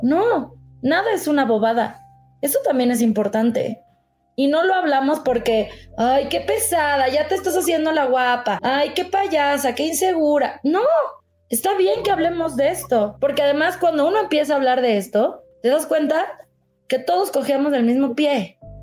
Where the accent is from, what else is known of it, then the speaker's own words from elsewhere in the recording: Mexico; como mexicanos además, nos gusta ser cumplidos